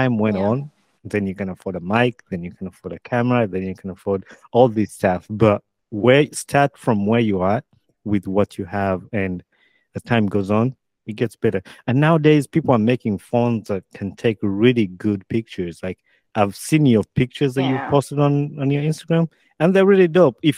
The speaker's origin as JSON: {"language": "English", "country": "Uganda", "tie": "born or raised there", "moved": "yes", "lives_now": "United States", "said": "I grew up in Uganda"}